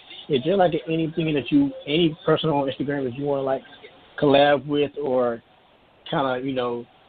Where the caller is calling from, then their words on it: Greensboro, North Carolina, United States; Yeah, I'm calling from Greensboro, North Carolina.